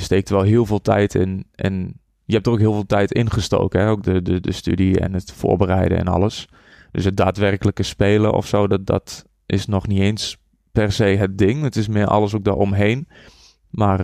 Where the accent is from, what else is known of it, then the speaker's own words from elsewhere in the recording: Borculo, Gelderland, Netherlands; also born or lived in Enschede; Ik kom uit Borkelo. Daar ben ik opgegroeid.